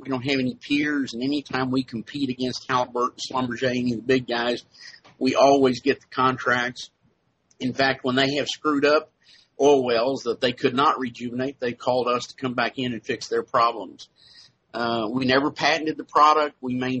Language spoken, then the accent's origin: English; Texas, United States; Well, I was originally from Texas.